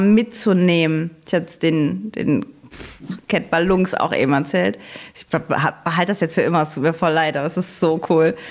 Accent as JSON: {"language": "German", "town": "Saarbrücken", "region": "Saarland", "country": "Germany", "said": "ich komme ja aus Saarbrücken, aus dem Saarland."}